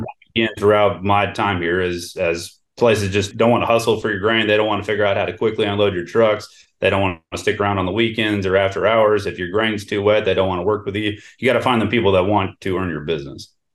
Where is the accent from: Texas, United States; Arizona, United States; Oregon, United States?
Texas, United States; Houston; moved away as an adult; also born or lived in Stillwater, Oklahoma / Valley City, North Dakota / Wichita Falls, Texas; now in Enid, United States; I grew up in Houston, Texas, a long ways away from agriculture